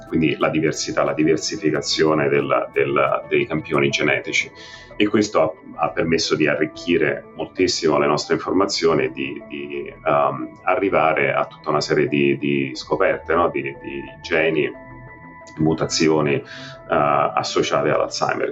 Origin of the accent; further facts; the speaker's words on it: Rome, Lazio, Italy; moved away as an adult; also born or lived in Trento; now in New York, United States; sono cresciuto a Roma, ho fatto tutto il mio training a Roma